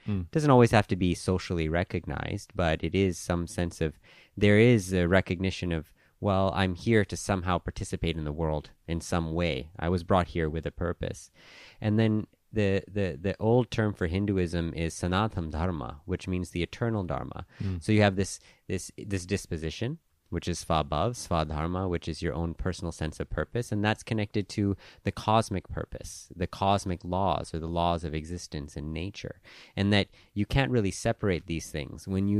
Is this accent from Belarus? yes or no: no; Hong Kong; also born or lived in Vancouver, Canada / Thailand; My own background, I was born in Vancouver, but I grew up in Hong Kong and Thailand. My parents are Indian, and my grandparents were born in Africa on my dad's side and in India on my mom's side.